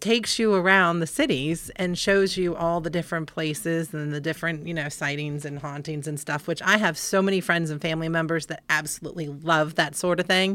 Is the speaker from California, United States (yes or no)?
no; Winchester, Virginia, United States; I grew up basically here in Winchester as a kid